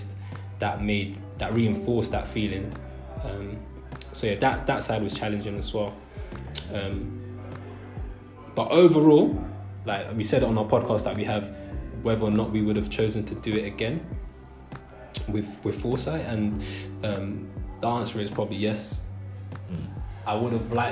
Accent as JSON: {"language": "English", "region": "London", "country": "United Kingdom", "tie": "born or raised there", "said": "me being born and raised in London"}